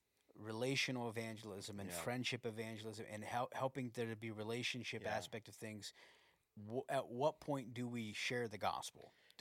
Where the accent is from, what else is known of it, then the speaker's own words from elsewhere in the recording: United States; I'm American.